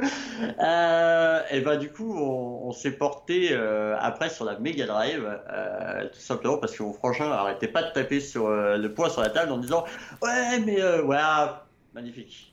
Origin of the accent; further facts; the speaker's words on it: Annecy, Auvergne-Rhône-Alpes, France; je suis annécien pur souche. je suis né à Annecy. Je vis encore aujourd'hui à Annecy.